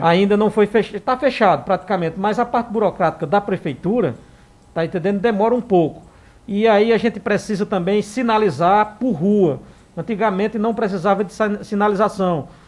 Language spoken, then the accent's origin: Portuguese; Santa Cruz do Capibaribe, Pernambuco, Brazil; nós que somos, somos aqui de Santa Cruz e que estamos daquele lado da, da, da cidade